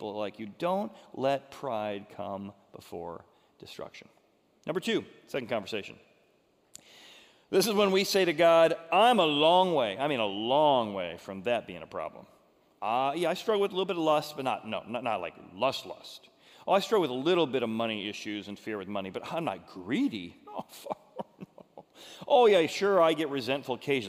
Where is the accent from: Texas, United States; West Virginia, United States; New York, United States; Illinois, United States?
Illinois, United States; Groveland; I grew up in Groveland, Illinois, where they had horses that you could rent